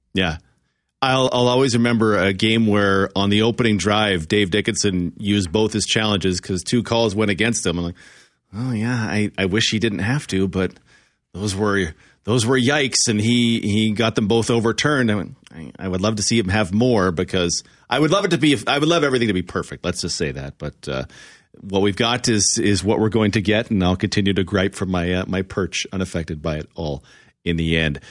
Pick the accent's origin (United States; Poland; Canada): Canada; near Calgary, Alberta; The Elks are the team of my childhood growing up near Calgary